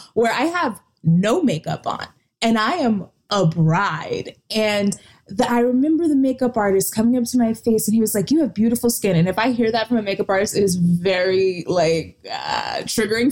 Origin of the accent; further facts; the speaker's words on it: Texas, United States; I'm from Texas